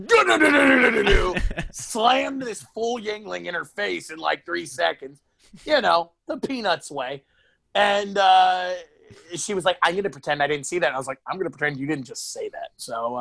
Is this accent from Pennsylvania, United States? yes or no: yes; Kingston, Pennsylvania, United States; I was born in Kingston, Luzerne County. Scranton, Wilkes-Barre area